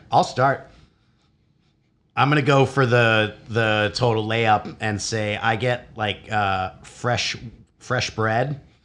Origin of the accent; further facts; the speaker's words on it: Chicago, Illinois, United States; I grew up in Chicago